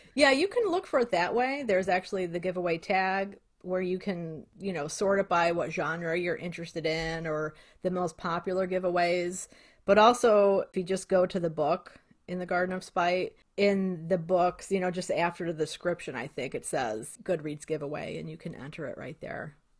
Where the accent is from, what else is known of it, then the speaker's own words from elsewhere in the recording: Cicero, Illinois, United States; I grew up in Cicero, Illinois, and Western Electric was there